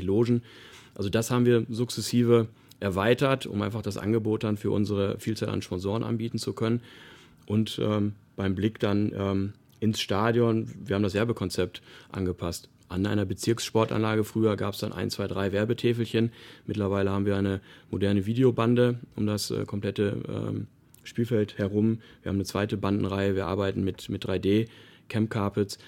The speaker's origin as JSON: {"language": "German", "town": "Paderborn", "region": "North Rhine-Westphalia", "country": "Germany", "tie": "born or raised there", "moved": "yes", "lives_now": "Heidenheim, Germany", "said": "meine Heimatstadt Paderborn"}